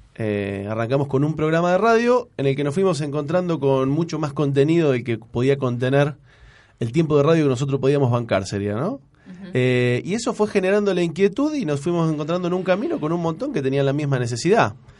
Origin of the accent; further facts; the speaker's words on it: San Lorenzo, Santa Fe, Argentina; moved away as an adult; now in Rosario, Argentina; Yo soy de San Lorenzo